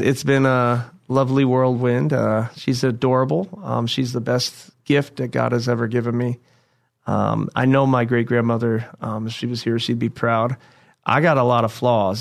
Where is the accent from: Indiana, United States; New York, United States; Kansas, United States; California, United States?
Indiana, United States; I'm from the Lone State of Indiana